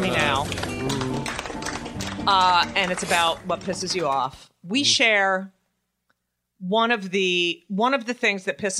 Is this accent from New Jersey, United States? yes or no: yes; Newark, New Jersey, United States; moved away; I'm from New Jersey and I went to high school with people like that.